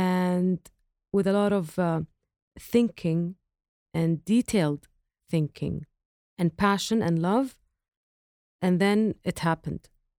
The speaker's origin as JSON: {"language": "English", "region": "Eastern Province", "country": "Saudi Arabia", "tie": "born or raised there", "said": "I grew up not in Riyadh, in the Eastern province, and we used to visit our grandmother in her farm, which is in Al-Hasa region."}